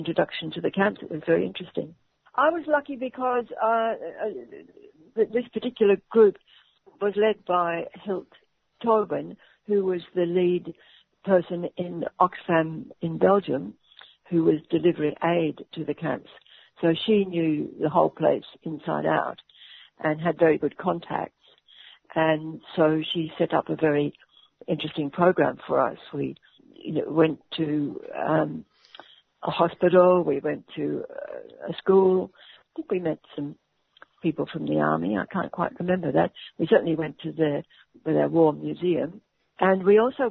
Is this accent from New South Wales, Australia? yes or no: no; Melbourne, Victoria, Australia; I'm from Melbourne